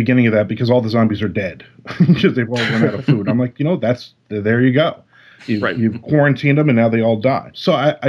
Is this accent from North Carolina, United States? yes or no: no; New Jersey, United States; now in Florida, United States; I'm in Florida now, but I'm a Jersey boy, I grew up in Jersey